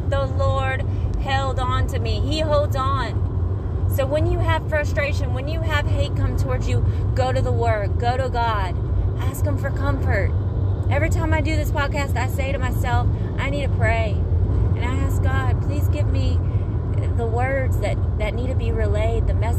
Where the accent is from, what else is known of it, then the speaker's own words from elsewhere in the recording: Mississippi, United States; now in Florida, United States; Mississippi, y'all, my hometown.